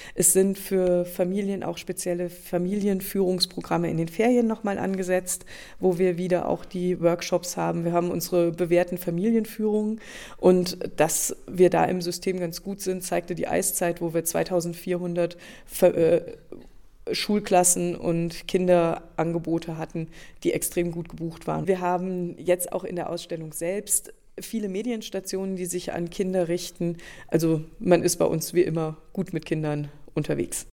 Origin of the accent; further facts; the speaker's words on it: Hunsrück, Rhineland-Palatinate, Germany; now in Rosenheim, Germany; Ich stamme aus dem Hunsrück, das ist das Nachbargebirge. Und in meinem Sachkundeunterricht in der dritten Klasse habe ich das erste Mal gehört, dass der Lacher See ein noch aktiver Vulkan ist.